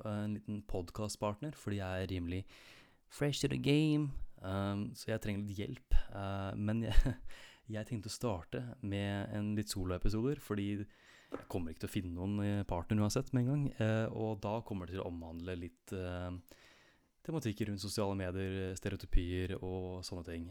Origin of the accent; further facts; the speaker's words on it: Nordre Follo, Viken, Norway; Jeg kommer fra Nordre Follo i eh, Viken storkommune, like sydøst for Oslo